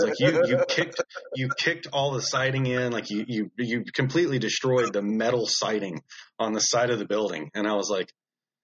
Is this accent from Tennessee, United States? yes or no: yes; Memphis, Tennessee, United States; I'm from Memphis